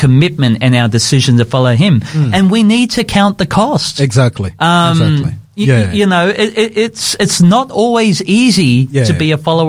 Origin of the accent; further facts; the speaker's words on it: Brisbane, Queensland, Australia; Yes, I came from Brisbane.